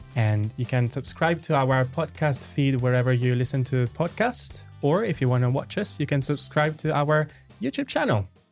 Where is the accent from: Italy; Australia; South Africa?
Italy; English is a second language; I'm from Italy